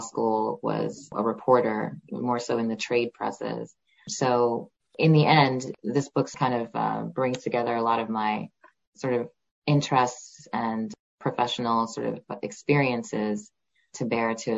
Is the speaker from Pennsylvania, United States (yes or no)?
no; Stony Brook, New York, United States; I did grow up on Long Island. I was born in New York City and raised in Stony Brook